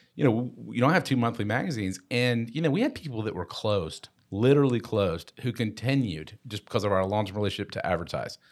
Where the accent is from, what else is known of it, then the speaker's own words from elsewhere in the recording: Tucker, Georgia, United States; we were at Tucker High School